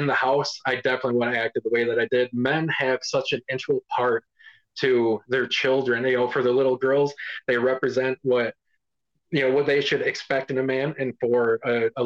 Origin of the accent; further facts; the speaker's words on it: Cadillac, Michigan, United States; I grew up in Cadillac, Michigan. It's a fairly small town where we do a lot of tourism around here